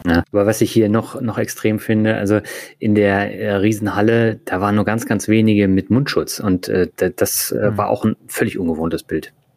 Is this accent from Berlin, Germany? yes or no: yes; Berlin, Germany; moved away; ich bin ja auch in Berlin aufgewachsen